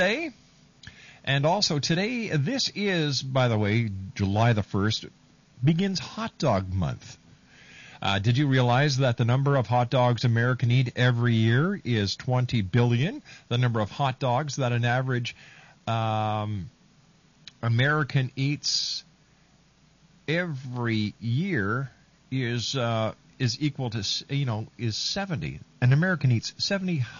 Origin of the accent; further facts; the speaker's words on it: Canada; Canada, my home country